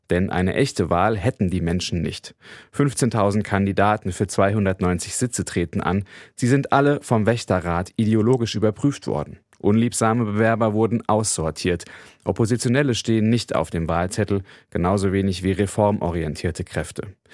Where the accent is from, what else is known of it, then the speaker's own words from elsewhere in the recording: Germany; bei uns in Deutschland